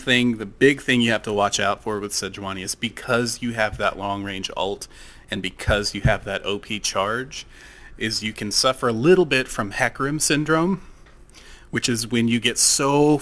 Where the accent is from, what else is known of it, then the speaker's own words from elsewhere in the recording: Texas, United States; I'm Texan.